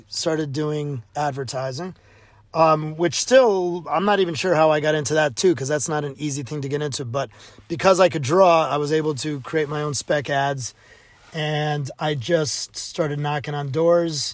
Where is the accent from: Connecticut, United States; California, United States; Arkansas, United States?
Connecticut, United States; New Haven; growing up in New Haven, Yale was right 20 minutes away from where I grew up